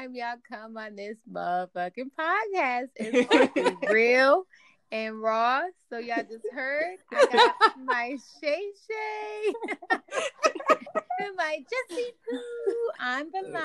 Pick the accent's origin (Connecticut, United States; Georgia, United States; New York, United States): Connecticut, United States; Bridgeport; moved away as an adult; now in Florida, United States; my hometown, Bridgeport, our hometown.